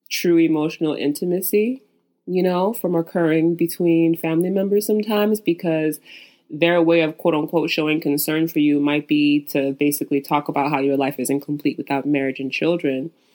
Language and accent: English; Nigeria; as a Nigerian